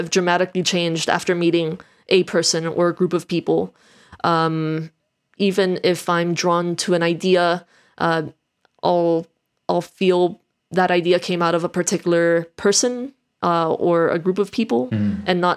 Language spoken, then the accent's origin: English; Miami, Florida, United States; moved away as an adult; also born or lived in Colombia; now in England; I'm the alternative kid that grew up then in a big city, Miami